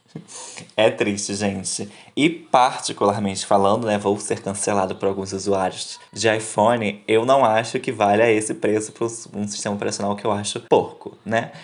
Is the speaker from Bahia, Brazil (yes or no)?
no; Rio de Janeiro, Brazil; a gente é do Rio de Janeiro